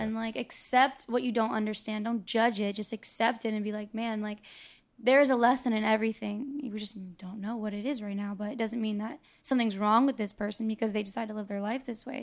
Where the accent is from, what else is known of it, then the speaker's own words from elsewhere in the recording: Tampa, Florida, United States; I was born and raised here